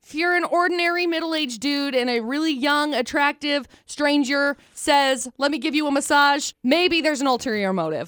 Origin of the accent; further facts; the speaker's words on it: Utah, United States; we're from Utah, born, raised